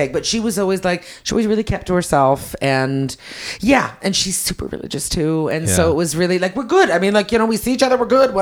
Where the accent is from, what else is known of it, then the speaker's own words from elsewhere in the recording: Quebec, Canada; I'm a Quebecer